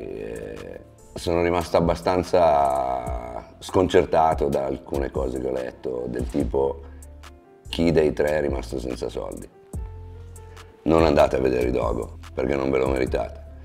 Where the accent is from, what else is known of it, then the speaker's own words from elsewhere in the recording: Milan, Lombardy, Italy; sono nato a Milano, sono cresciuto a Milano